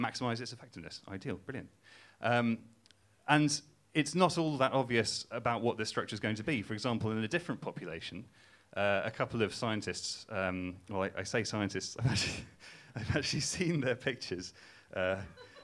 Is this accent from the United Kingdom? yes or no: yes; Newcastle upon Tyne, North East England, United Kingdom; I'm not from Cambridge, as you can tell from my accent. I'm from Newcastle